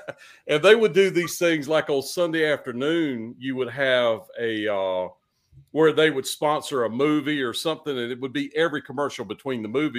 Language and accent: English; Eastern North Carolina, United States; moved away; I came from Eastern North Carolina